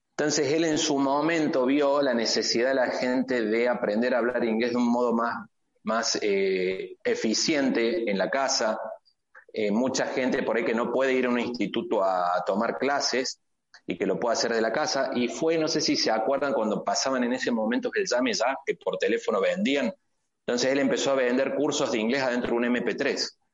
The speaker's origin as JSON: {"language": "Spanish", "country": "Argentina", "moved": "as an adult", "lives_now": "Tijuana, Mexico", "said": "yo como argentino"}